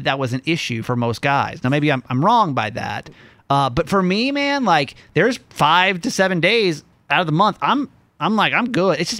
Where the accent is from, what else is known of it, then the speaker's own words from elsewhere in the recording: the South, United States; I'm growing up in the South